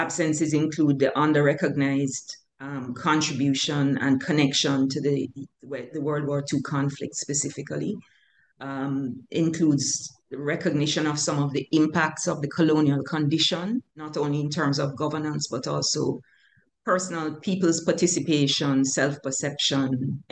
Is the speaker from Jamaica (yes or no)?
yes; Kingston, Jamaica; I was born in Kingston, Jamaica. I grew up there